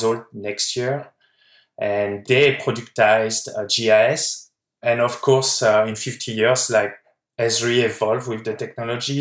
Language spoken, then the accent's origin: English; France; moved away as an adult; now in California, United States; I'm from France